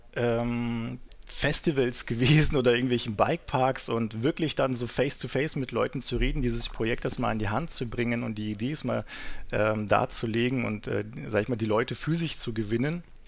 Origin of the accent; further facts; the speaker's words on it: Southern Germany, Germany; moved away as an adult; also born or lived in North Sea coast; ich bin ja in, im Süden aufgewachsen, bin dann irgendwann an die Nordsee gezogen